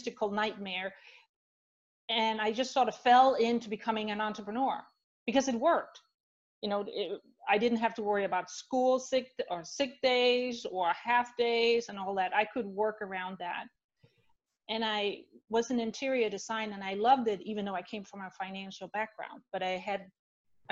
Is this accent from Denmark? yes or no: yes; Denmark; moved away as an adult; also born or lived in Switzerland / Spain / Netherlands; now in United States; So I grew up in Denmark, born and raised, lived there till my late 20s.